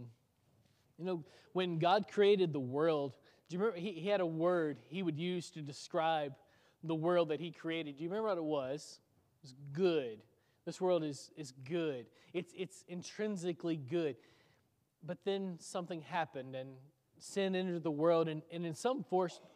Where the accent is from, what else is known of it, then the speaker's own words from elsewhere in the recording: Waverly, Tennessee, United States; moved away; my hometown in Waverly, Tennessee